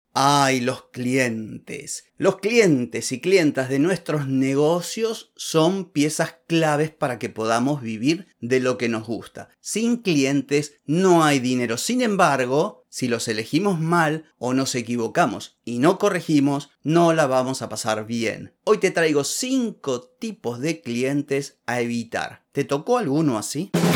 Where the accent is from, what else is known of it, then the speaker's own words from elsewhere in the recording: Argentina; Acá en Argentina